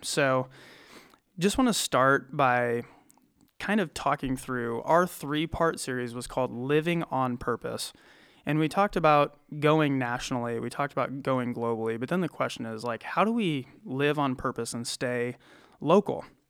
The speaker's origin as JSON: {"language": "English", "region": "small town Iowa", "country": "United States", "tie": "born or raised there", "lives_now": "Cedar Rapids, United States", "said": "I'm from small town Iowa. Uh, my hometown has eighteen hundred people"}